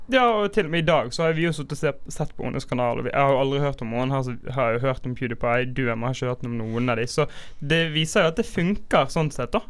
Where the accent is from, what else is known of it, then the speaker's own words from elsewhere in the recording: Bergen, Vestland, Norway; vi som bergensere